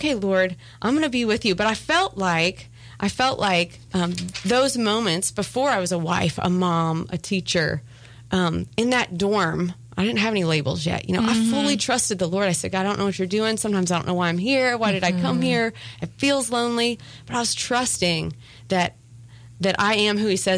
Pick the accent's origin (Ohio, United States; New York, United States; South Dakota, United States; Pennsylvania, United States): Ohio, United States; moved away as an adult; also born or lived in Tennessee; I moved away from Ohio to go to the University of Tennessee